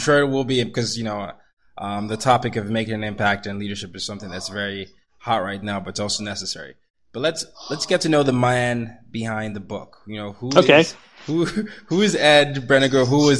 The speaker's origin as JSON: {"language": "English", "country": "Nigeria", "also_born_or_lived": "different countries", "said": "me as a Nigerian who has lived in different countries"}